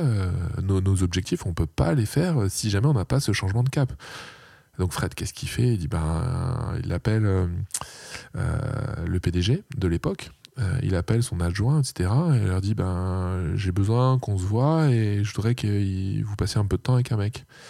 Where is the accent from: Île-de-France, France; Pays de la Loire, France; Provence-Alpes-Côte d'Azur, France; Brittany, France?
Provence-Alpes-Côte d'Azur, France; Aubagne; moved away as an adult; also born or lived in Marseille; now in Lille, France; je suis marseillais, j'ai grandi à côté des calanques de Cassis